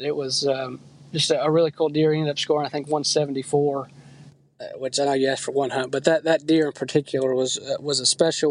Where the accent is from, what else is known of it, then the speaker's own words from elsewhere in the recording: Texas, United States; moved away; I grew up in Texas, and down there it's obviously a lot of rifle hunting